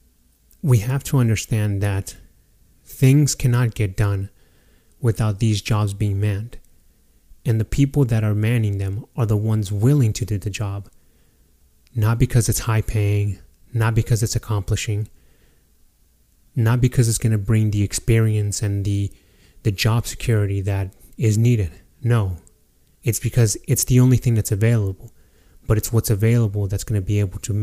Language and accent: English; Fernley, Nevada, United States; my hometown, the small town of Fernley, Nevada